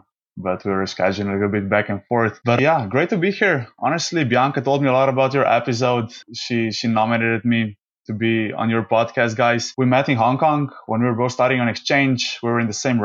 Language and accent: English; Slovenia; moved away; I'm actually from Slovenia originally, which is a small country in you know, middle of Europe